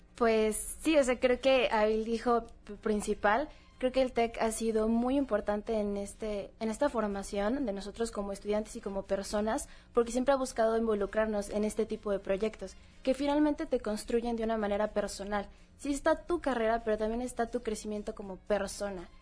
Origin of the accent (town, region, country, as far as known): Mexico